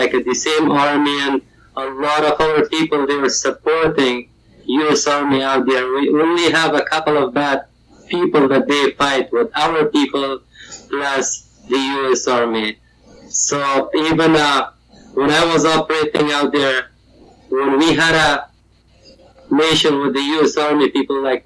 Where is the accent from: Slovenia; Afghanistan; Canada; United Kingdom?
Afghanistan; Kabul; English is a second language; moved away as an adult; also born or lived in Bagram / Florida; now in North Carolina, United States; I born in a Bagram airfield where my father had to work out there. He was an Air Force colonel. So then I grew up in Kabul.